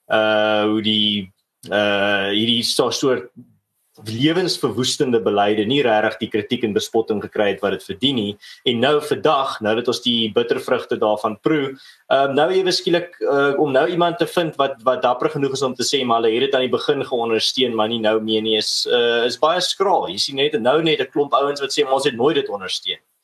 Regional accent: South Africa; ons as Suid-Afrikaners

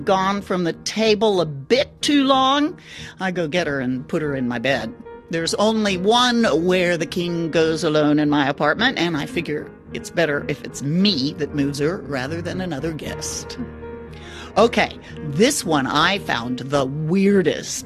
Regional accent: Austin, Texas, United States; my hometown, Austin, Texas

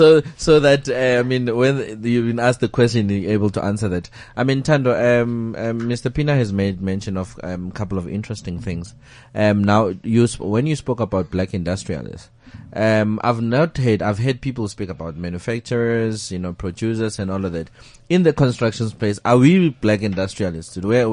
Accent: South Africa; Obviously, I'm about to be modest, guys. I'm South African, Yeah.

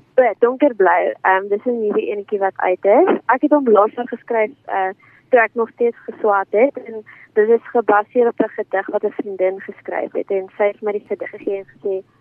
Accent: George, Western Cape, South Africa; also born or lived in Stellenbosch; Ek is van George af

